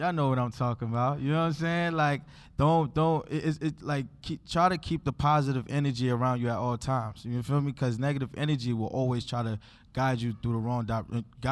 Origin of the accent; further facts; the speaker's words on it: New York City, New York, United States; I'm from Drew Hamilton Projects